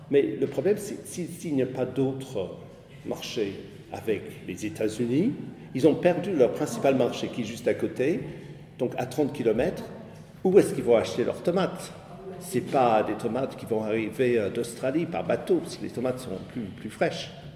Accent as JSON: {"language": "French", "country": "United Kingdom", "tie": "born or raised there", "also_born_or_lived": "Berlin, Germany / Paris, France", "second_language": "French", "moved": "as an adult", "lives_now": "France", "said": "Je ne me reconnais plus du tout dans le, pays où, je suis né. Euh, la dernière fois où j'étais très fier d'être britannique"}